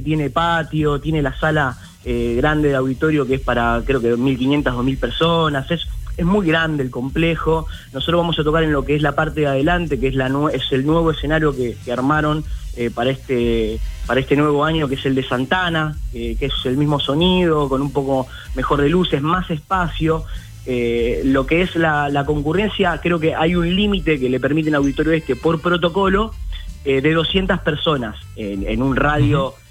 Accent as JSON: {"language": "Spanish", "town": "Ciudadela", "region": "Buenos Aires Province", "country": "Argentina", "said": "todos somos de acá, de la localidad de Ciudadela, de 3 de febrero"}